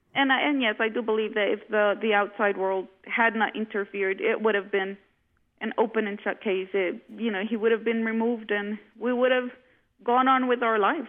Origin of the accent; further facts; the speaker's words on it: Honduras; also born or lived in United States; Yes, I was. I lived on and off about 12 years in the U.S., and for the past 4 years, we have been in Honduras again.